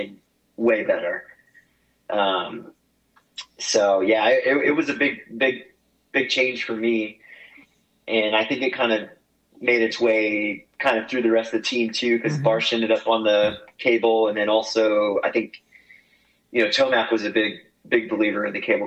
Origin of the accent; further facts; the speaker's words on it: Oklahoma, United States; growing up in Oklahoma because it was so windy all the time